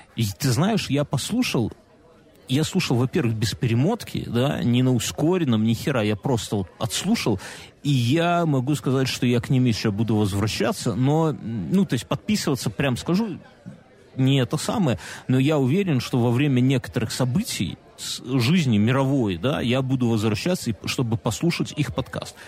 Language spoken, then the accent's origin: Russian; Belarus; у нас у Беларуси